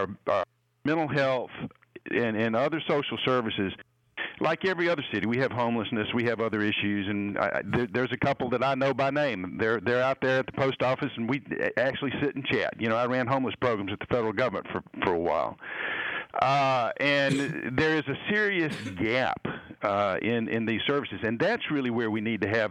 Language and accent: English; Birmingham, Alabama, United States; now in Sandy Springs, United States; growing up in Birmingham, Alabama in the 1950s and 60s